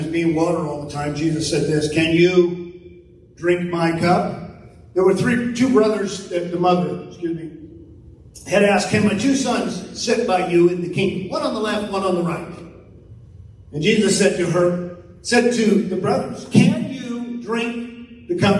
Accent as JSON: {"language": "English", "region": "California", "country": "United States", "moved": "yes", "lives_now": "Tulsa, United States", "said": "we're from California, and I mean from California"}